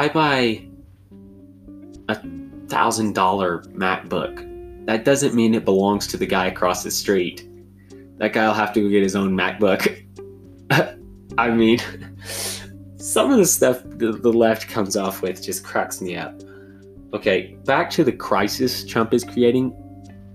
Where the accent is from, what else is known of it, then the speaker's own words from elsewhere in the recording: United States; I am all American